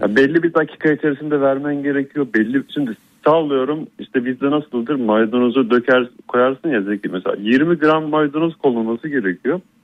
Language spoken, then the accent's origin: Turkish; Istanbul, Turkey; moved away as an adult; now in Sofia, Bulgaria; İstanbul'da büyüdüm